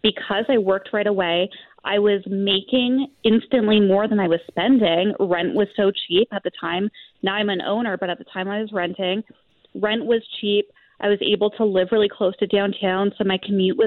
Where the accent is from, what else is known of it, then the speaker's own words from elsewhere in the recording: Aurora, Ontario, Canada; moved away as an adult; also born or lived in Toronto; now in Calgary, Canada; I was born in Toronto, raised right. in Aurora, and then okay. I spent all of my late teens and early 20s working in the film industry and living downtown Toronto.